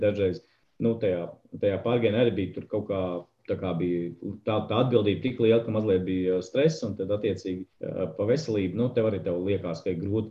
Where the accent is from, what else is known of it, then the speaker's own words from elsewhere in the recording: Saldus, Saldus Municipality, Latvia; now in Riga, Latvia; no kurienes nāku. Īsmā no lieliskas mazpilsētas, pilsētas saldus, bet tā es esmu Rīgā